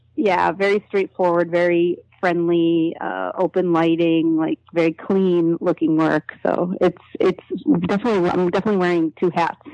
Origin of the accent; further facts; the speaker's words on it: Buffalo, New York, United States; I grew up in Buffalo, New York, which is an hour away from the world's largest spiritualist community